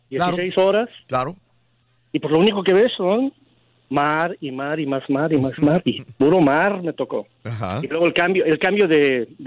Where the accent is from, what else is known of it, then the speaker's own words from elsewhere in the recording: Mexico City, Mexico; moved away; Y yo allá en mi en mi pueblo bueno, que somos eh, de Chilangópolis